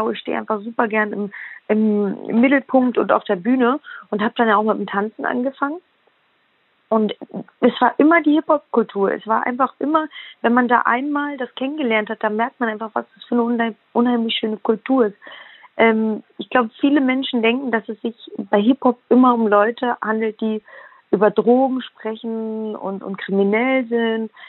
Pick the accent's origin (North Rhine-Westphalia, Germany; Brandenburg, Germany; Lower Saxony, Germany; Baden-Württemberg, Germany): Brandenburg, Germany; Ich liebe Brandenburg. Ich äh, wohne auch heute noch hier. Ich wohne ähm, ganz nah bei meinen Eltern